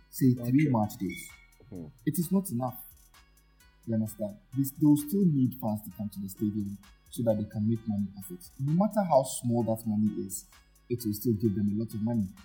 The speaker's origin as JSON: {"language": "English", "country": "Ghana", "said": "as Ghanaians"}